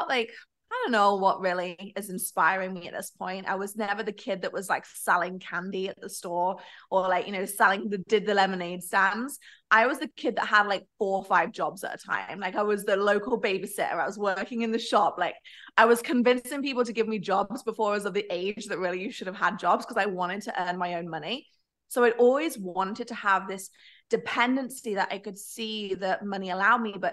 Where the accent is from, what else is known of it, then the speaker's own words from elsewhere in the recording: Nottingham, East Midlands, United Kingdom; I was actually born in the UK, actually Nottingham